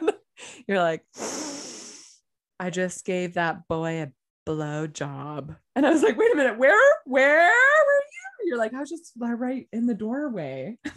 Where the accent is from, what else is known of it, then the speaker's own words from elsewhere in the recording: California, United States; I'm from California.